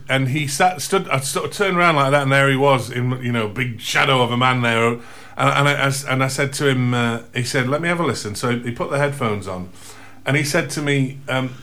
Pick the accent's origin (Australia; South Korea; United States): Australia; also born or lived in Gleadless, Sheffield, England; now in North Anston, United Kingdom; my parents emigrated to Australia when I was a little one, so like 3 or 4. So we were one of them 15 quid families, you know. You went either to Canada or Australia, I think they were the main options. And we ended up in Australia.